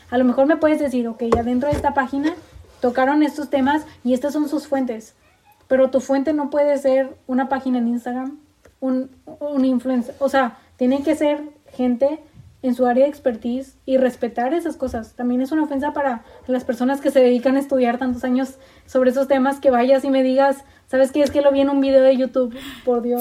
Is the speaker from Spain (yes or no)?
no; Mexico; como buena mujer mexicana